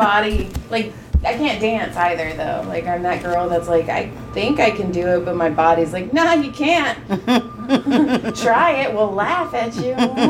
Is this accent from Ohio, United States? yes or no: no; Madera, California, United States; I grew up in Madera.